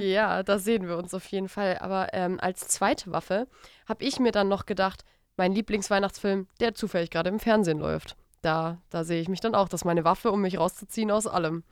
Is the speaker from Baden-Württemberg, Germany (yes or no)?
yes; Stuttgart area, Baden-Württemberg, Germany; ich komme ich komm ja aus, äh, aus der Richtung von Stuttgart